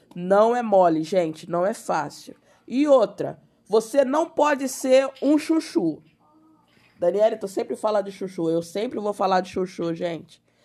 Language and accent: Portuguese; Rio de Janeiro, Brazil; Sou carioca